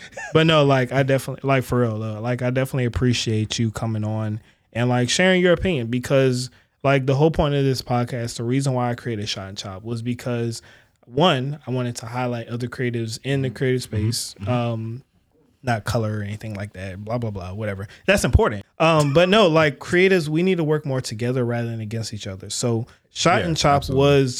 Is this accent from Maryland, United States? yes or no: yes; Maryland, United States; I'm from Maryland.